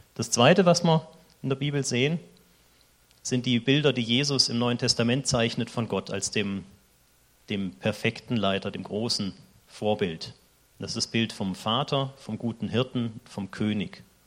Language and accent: German; Germany; moved away as an adult; now in Switzerland; ich bin Deutscher